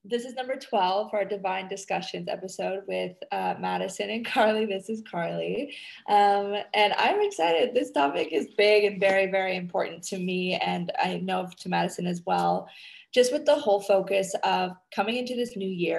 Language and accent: English; Canada; now in Indonesia